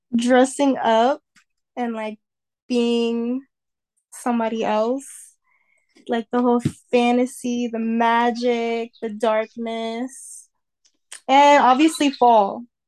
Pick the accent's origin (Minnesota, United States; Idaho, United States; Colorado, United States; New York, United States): New York, United States; New York City; also born or lived in Westchester County, New York; I used to live in the Bronx, and then I moved to Westchester County, which is more suburban